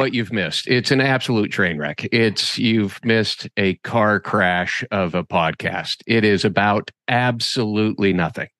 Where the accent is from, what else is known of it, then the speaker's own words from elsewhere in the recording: Boise, Idaho, United States; I was born and raised in Boise, Idaho. and I grew up in Boise